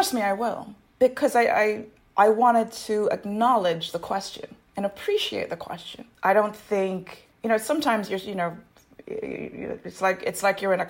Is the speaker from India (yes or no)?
no; Jamaica; now in United States; I'm a Jamaican immigrant to the U.S. As immigrants from those countries, we grew up with a different system of government where in Jamaica